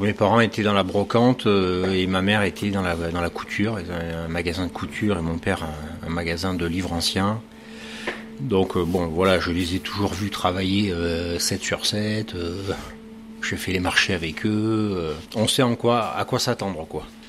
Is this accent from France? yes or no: yes; Bordeaux, Nouvelle-Aquitaine, France; also born or lived in Paris / United States / Japan / Argentina; now in Cherbourg, France; Je suis originaire de Bordeaux